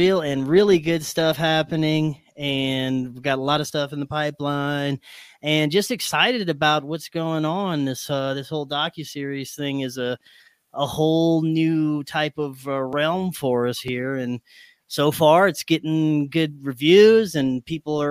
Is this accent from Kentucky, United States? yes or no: no; Louisiana, United States; growing up in Louisiana